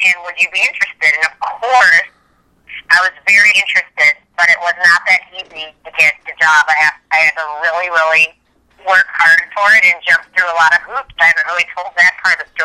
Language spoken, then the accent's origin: English; Minneapolis, Minnesota, United States; moved away as an adult; also born or lived in Beverly Hills, California / Nashville, Tennessee; I grew up in Minneapolis, Minnesota